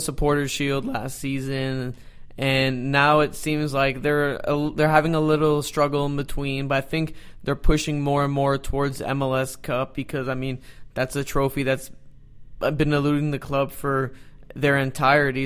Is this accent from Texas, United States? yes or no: yes; Dallas, Texas, United States; I was born and raised in Dallas